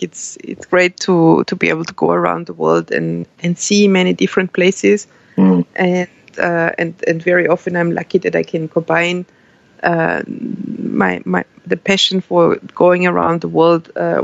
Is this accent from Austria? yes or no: yes; Austria; moved away as an adult; also born or lived in Brussels, Belgium; I started economics in Austria, in my home country